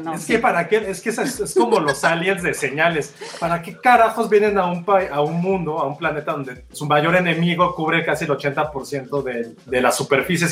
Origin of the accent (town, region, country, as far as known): Mexico